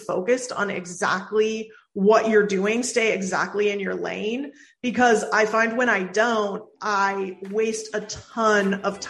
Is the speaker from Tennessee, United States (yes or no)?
no; San Francisco Bay Area, California, United States; also born or lived in San Diego; now in Overland Park, United States; I grew up in the San Francisco Bay Area